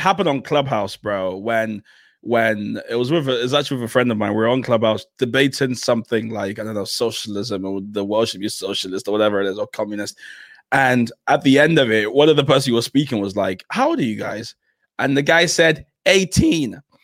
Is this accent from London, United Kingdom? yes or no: yes; London, United Kingdom; I grew up in South East London